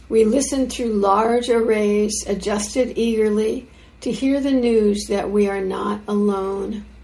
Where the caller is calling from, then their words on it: Santa Barbara, California, United States; So, um, as you can see … I'm uh, I'm joining from Santa Barbara, California, just quite a ways south of uh, IMC